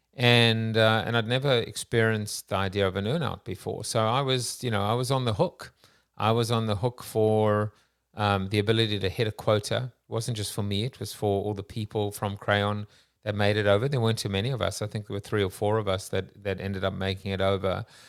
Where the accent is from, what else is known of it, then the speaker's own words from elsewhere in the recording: South Africa; I'm Jewish South African too